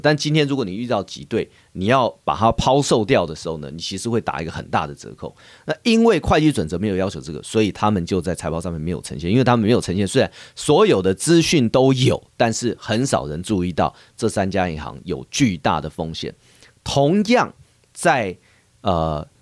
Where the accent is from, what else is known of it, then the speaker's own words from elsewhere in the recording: Taiwan; 我们台湾人呢是非常喜欢这个日本的，呃，产品、服务、旅游、文化这些